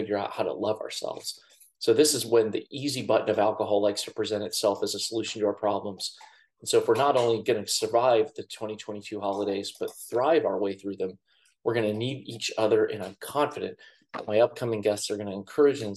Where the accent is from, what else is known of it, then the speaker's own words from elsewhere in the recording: Columbus, Ohio, United States; my hometown of Columbus, Ohio